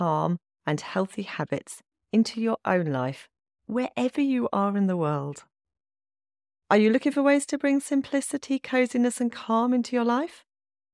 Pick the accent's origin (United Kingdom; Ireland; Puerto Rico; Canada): United Kingdom; England; moved away as an adult; now in Norway; I still have that mindset of being in England, because I'm English